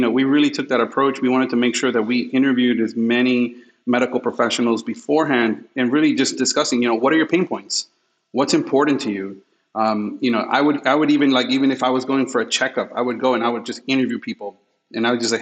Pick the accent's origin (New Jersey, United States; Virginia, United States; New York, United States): New York, United States; New York City; When I was raised in New York and Queens, I lived in front of a hospital